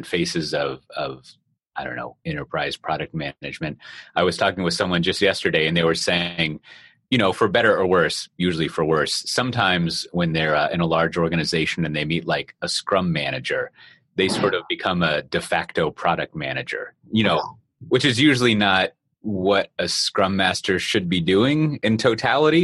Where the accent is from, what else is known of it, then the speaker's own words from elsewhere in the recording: Austin, Texas, United States; moved away; my hometown of Austin, Texas